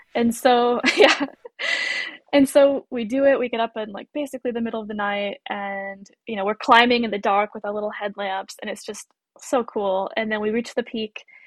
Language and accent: English; United States; being American too. I I rely on my employment for health insurance